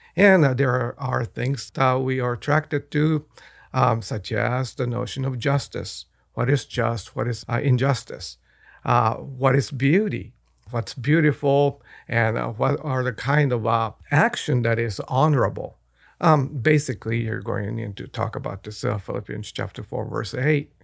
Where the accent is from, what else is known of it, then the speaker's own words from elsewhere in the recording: Japan; moved away; I was born and raised in Japan. I speak the language.